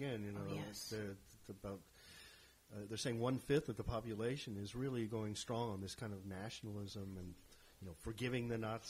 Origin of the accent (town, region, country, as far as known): Fort Worth, Texas, United States; born or raised there